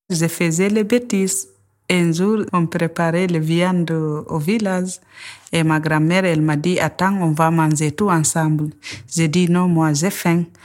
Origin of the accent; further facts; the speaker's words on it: Guinea; où je suis grandi, au village, en Guinée. J'ai grandi avec ma grand-mère.